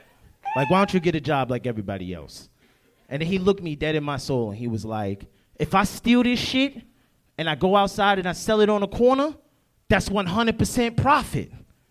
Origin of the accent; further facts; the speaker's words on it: New York, United States; No, I'm from New York.